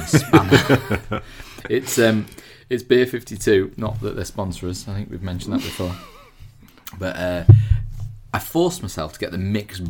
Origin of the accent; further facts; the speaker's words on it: Harrogate, Yorkshire and the Humber, United Kingdom; we're both from Harrogate originally